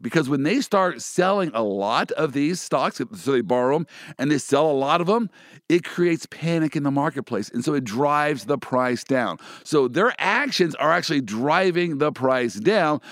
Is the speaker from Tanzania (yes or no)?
no; Kansas City, United States; my hometown, the Kansas City Chiefs.